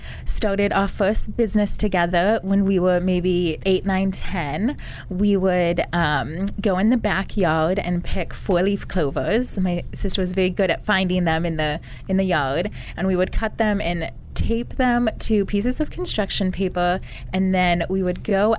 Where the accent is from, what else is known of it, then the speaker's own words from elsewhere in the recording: a small town in Virginia, United States; I'm originally from a small town in Virginia.